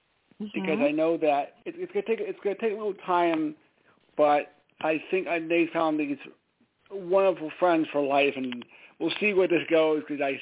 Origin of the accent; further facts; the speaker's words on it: Larchmont, New York, United States; now in Stamford, United States; It's my hometown. It's in a town in New York called Larchmont, oddly enough. It's about 20 miles from Midtown Manhattan.